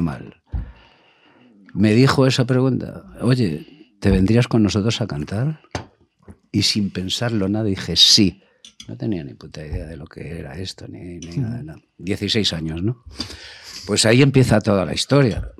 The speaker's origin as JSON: {"language": "Spanish", "town": "Madrid", "region": "Community of Madrid", "country": "Spain", "tie": "born or raised there", "said": "he nacido en Chamberí"}